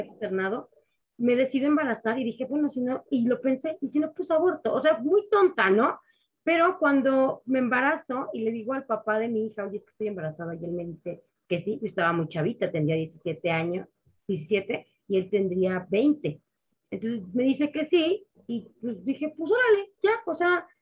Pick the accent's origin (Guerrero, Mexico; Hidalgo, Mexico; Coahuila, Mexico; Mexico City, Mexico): Mexico City, Mexico; Pues yo soy mexicana, de Ciudad de México, tal cual. Mis padres son también mexicanos. Aquí crecí, aquí nací